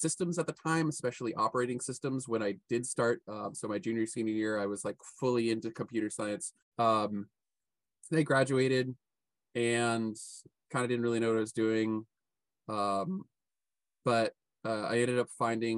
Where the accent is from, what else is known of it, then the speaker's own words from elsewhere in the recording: Louisville, Kentucky, United States; moved away as an adult; also born or lived in San Francisco; my hometown, which is Louisville, Kentucky